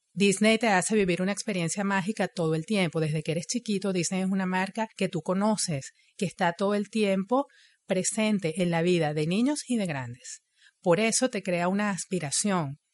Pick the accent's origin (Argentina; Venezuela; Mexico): Venezuela; moved away as an adult; now in Montreal, Canada; Yo soy ingeniero, soy venezolana, llegué a Montreal en el 2014